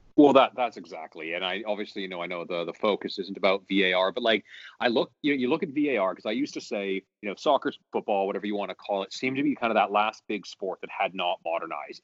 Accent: Canada; also born or lived in Vancouver; I am very Canadian, living in, in Vancouver

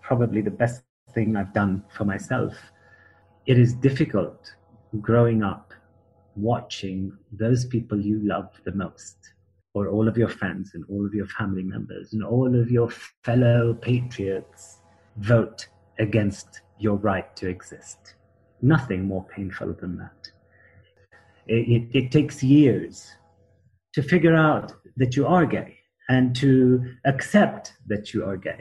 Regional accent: Kuwait; moved away; also born or lived in Jordan / Palestine; I was born in Kuwait, but I'm not Kuwaiti

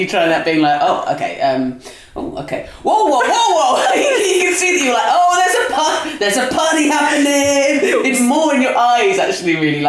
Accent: Dorset, South West England, United Kingdom; where I grew up in Dorset

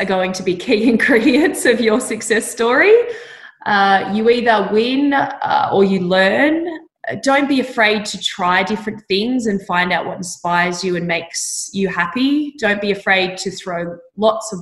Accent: Orange, New South Wales, Australia; I grew up in Orange in Central West, New South Wales.

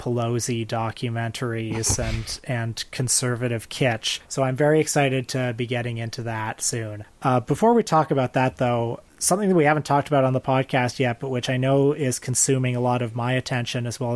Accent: Canada; I'm Canadian.

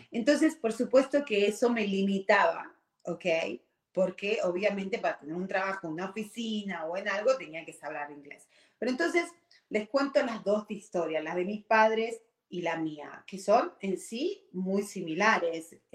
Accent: Argentina; moved away as an adult; now in United States; Y yo, cuando tuve 18 años, vine de Argentina, que estábamos bien, éramos una, ya eh, en ese momento estábamos, no, éramos clase media, ¿ok? Pero vine a un país como es Estados Unidos, súper grande

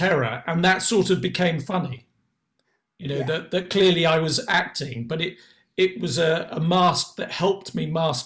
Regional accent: England, United Kingdom; as English people or Anglo-Saxons or whatever we are

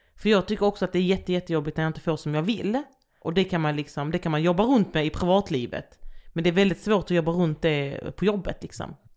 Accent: Landskrona, Skåne, Sweden; accent: Skånska; moved away; also born or lived in Västervik / Jönköping; jag växte också upp i ett område där det liksom bodde blandat med folk.

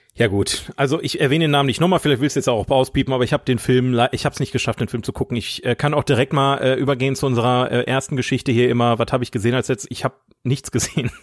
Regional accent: Oberhausen, North Rhine-Westphalia, Germany; in Oberhausen gelebt, wo ich herkomme

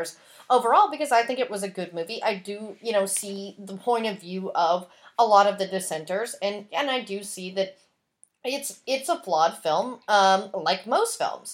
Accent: the Bible Belt, United States; I grew up in the Bible Belt

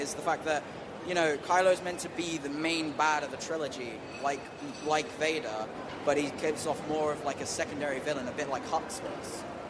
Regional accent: London, United Kingdom

